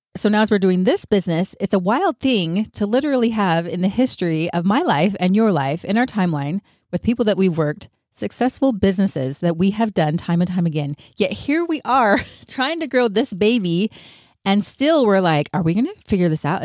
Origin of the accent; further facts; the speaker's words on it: Utah, United States; now in California, United States; I grew up in Utah, but now I live in California